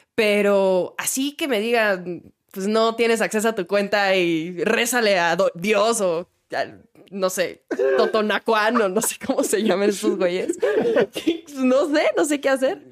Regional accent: Mexicali, Baja California, Mexico; born or raised there

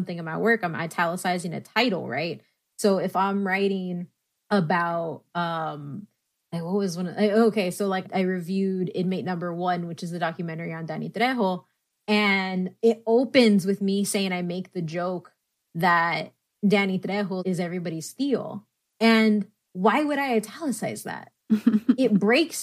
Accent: San Antonio, Texas, United States; I grew up in San Antonio, Texas, 70% Latino, 90% of those are Mexican.

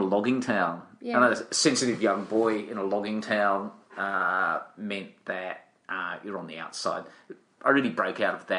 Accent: Tasmania, Australia; And so you wander around in Tasmania and you collect experiences.

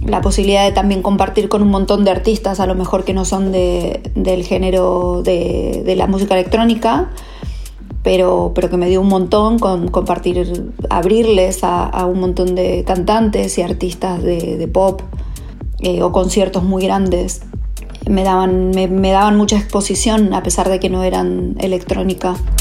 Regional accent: Rosario, Santa Fe, Argentina; moved away as an adult; also born or lived in Mexico / Los Angeles, United States; now in Barcelona, Spain; estuve tres años en Rosario, de donde soy

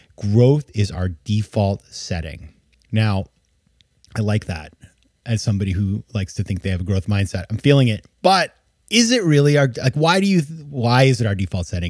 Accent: Southern Maine, United States; In Maine, in my, in my hometown

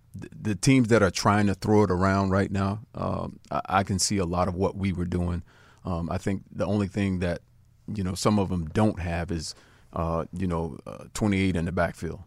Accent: South Florida, United States; I grew up in South Florida.

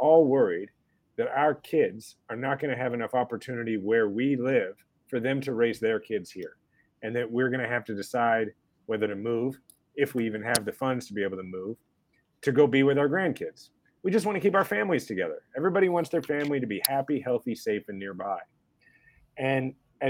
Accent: Kansas City, Kansas, United States; also born or lived in Washington, D.C.; I was born in Kansas, grew up in the suburbs of Kansas City on the Kansas side, and then, you know, moved to Missouri, where my family's always been from, which is to say I moved like 4 miles

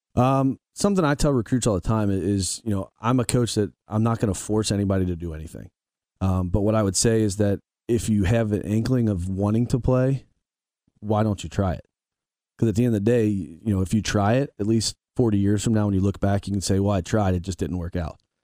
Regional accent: Northern Kentucky, United States; I'm from Northern Kentucky

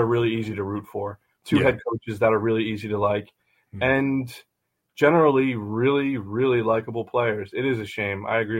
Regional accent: Philadelphia, Pennsylvania, United States; now in Cincinnati, United States; I'm from Philly and that Philly was, you know, that I was a season ticket holder in the River End for a season when they were first born.

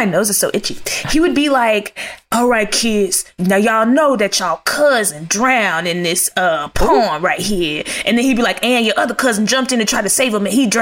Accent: Texas, United States; also born or lived in Terrell, Texas; I'm from Texas, so we would be in Kemp, Texas

